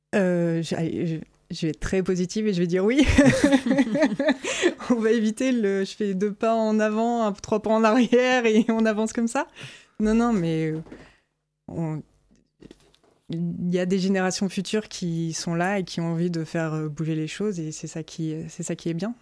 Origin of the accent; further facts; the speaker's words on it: France; je suis française